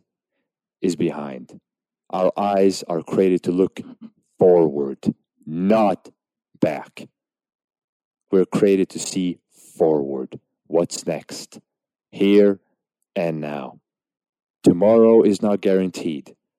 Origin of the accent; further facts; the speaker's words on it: Norway; Now, obviously, I was born in Norway, but my parents came to Norway as refugees.